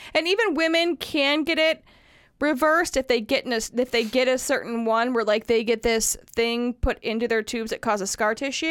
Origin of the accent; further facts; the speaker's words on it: Wisconsin, United States; accent: northern; moved away; when I go up north. I get my northern accent.